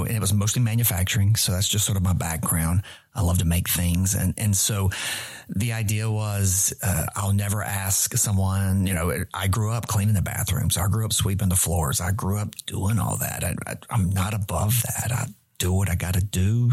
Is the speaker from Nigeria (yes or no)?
no; Randolph County, North Carolina, United States; now in Charlotte, United States; I'm a redneck from Randolph County, man, right? You kidding me? I didn't grow up in a big urban city center